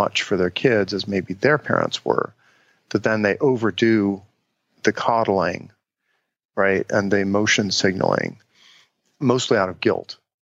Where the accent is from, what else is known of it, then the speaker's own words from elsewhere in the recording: Cincinnati, Ohio, United States; the way I grew up in Cincinnati, Ohio was we would go out on a Saturday morning and play in the neighborhood